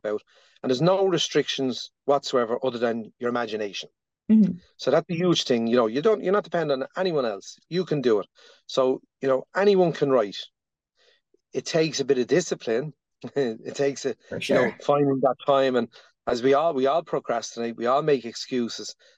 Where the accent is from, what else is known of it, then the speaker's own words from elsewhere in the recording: Dublin, Leinster, Ireland; born and bred in the Dublin's north inner city